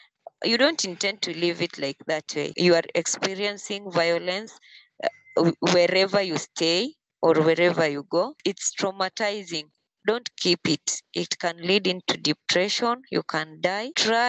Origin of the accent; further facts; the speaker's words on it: Kisumu County, Kenya; I come from Kenya, Kisumu County.